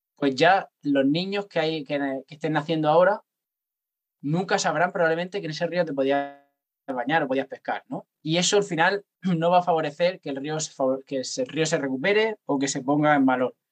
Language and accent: Spanish; Cartagena, Region of Murcia, Spain; yo soy de Cartagena